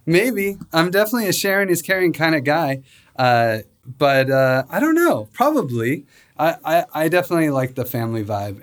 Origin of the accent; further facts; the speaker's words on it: Spokane, Washington, United States; also born or lived in Seattle; I grew up in Spokane